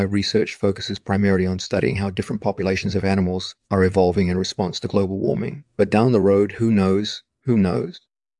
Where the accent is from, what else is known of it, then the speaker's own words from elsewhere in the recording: Algeria; now in France; when I was a kid growing up in Algeria